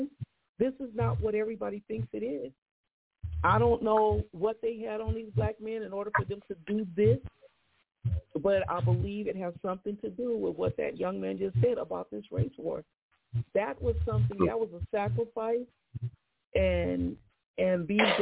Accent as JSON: {"language": "English", "town": "San Bernardino", "region": "California", "country": "United States", "tie": "born or raised there", "said": "my hometown, San Bernardino"}